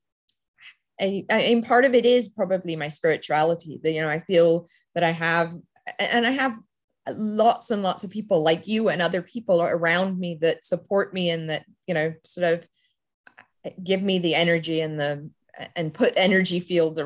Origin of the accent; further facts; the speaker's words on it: England, United Kingdom; now in United States; I grew up in England